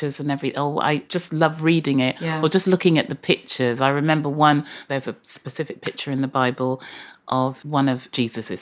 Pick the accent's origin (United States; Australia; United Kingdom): United Kingdom; Bristol, South West England; both Redland and Cheltenham Road Library were my local libraries because I was brought up in Redland